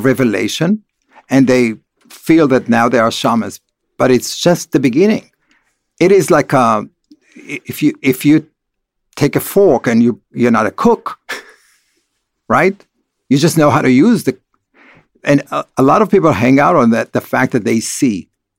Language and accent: English; Beit Alpha, Northern District, Israel; I grew up in Kibbutz Beit Alpha, which is the first kibbutz of the Hashomer HaTzair, which is the most communist socialist kibbutz that had no religious connotation at all